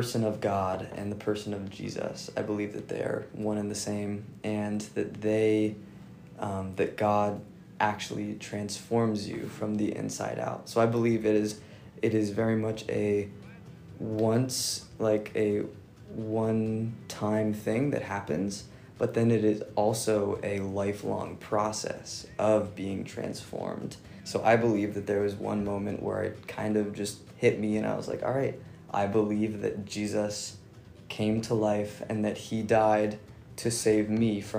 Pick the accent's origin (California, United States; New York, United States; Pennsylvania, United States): Pennsylvania, United States; Harrisburg; I'm from Harrisburg, Pennsylvania